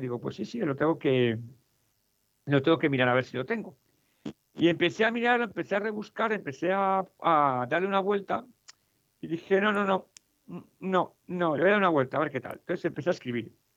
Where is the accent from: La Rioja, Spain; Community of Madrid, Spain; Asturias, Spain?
Community of Madrid, Spain; Madrid; also born or lived in Mexico; yo soy español, soy de Madrid, eh, pues viví seis años en México